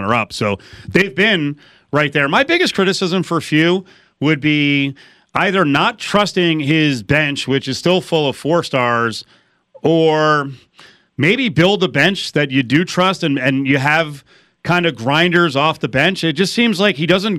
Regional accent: United States; moved away; growing up in the New Jersey, New York area

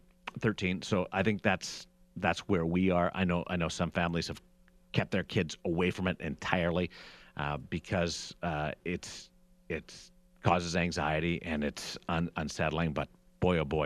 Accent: Canada; I'm Canadian

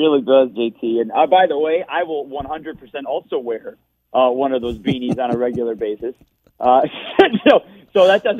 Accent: Detroit, Michigan, United States; I grew up in Michigan

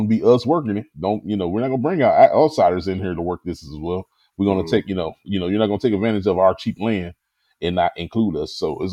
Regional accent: Louisville, Kentucky, United States; my hometown of Louisville, Kentucky

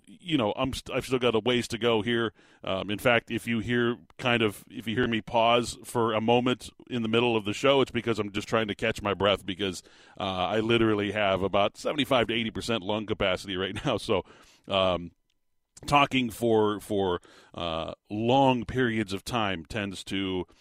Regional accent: Tucson, Arizona, United States; the city of Tucson, my hometown

